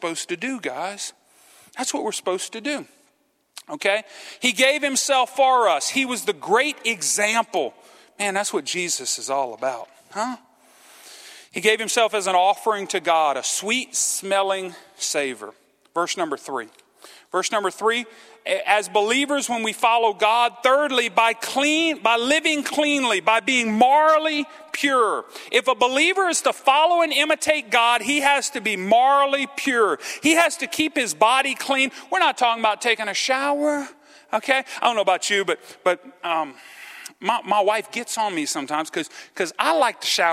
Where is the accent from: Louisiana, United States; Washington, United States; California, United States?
Louisiana, United States; Cajun; I'm a Cajun.